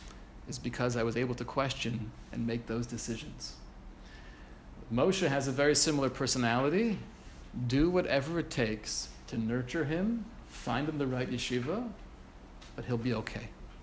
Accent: Kaunas, Kaunas County, Lithuania; I grew up in Kovna. I was one of seven children.

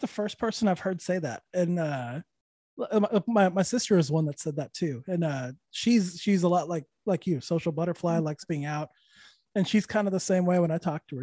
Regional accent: Santa Fe, New Mexico, United States; also born or lived in Austin, Texas / Los Angeles, California; now in Orlando, United States; Santa Fe, New Mexico

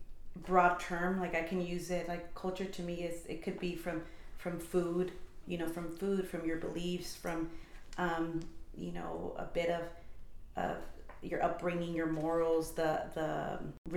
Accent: Bay Area, California, United States; we were all born and raised in the Bay Area

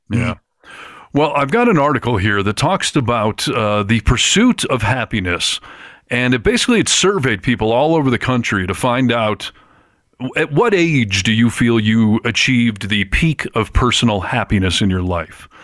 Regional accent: Michigan, United States; I grew up in Michigan where hunting was super commonplace

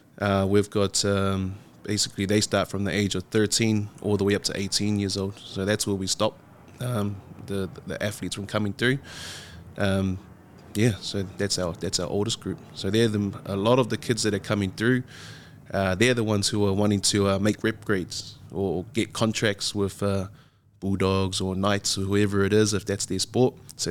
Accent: Auckland, New Zealand; So I grew up in the Catholic system, I'd say. So from a young age, went to Avondale Primary, then St. Mary's Primary, then to Holy Cross out West Auckland, and then ended up in Liston College.

